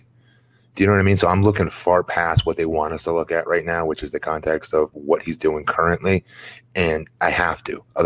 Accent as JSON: {"language": "English", "country": "United States", "said": "I'm American, I don't share that accent with them"}